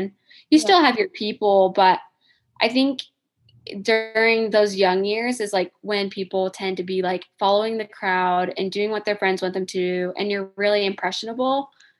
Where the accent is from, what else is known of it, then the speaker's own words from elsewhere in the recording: Indiana, United States; moved away as an adult; now in Michigan, United States; I am from Indiana